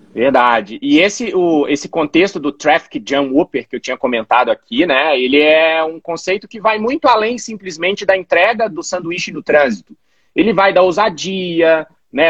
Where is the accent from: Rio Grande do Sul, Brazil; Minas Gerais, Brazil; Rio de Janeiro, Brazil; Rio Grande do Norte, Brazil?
Minas Gerais, Brazil; Belo Horizonte; moved away as an adult; also born or lived in Florianópolis; Eu sou natural de Belo Horizonte, estou em Belo Horizonte atualmente